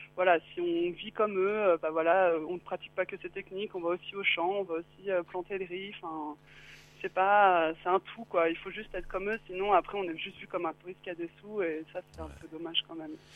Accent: France; moi, je suis française

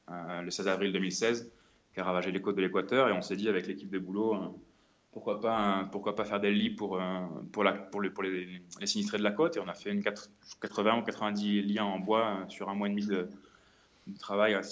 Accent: France; nous on peut avoir dans notre confort chez nous en France par exemple.

